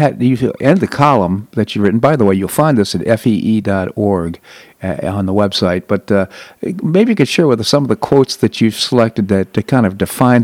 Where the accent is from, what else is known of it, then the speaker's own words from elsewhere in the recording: Bethesda, Maryland, United States; I grew up in Bethesda, Maryland